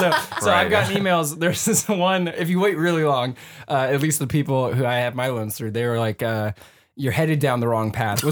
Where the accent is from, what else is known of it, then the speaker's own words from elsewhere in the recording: San Jose, California, United States; now in Bellingham, United States; I'm from San Jose, which is right by San Francisco.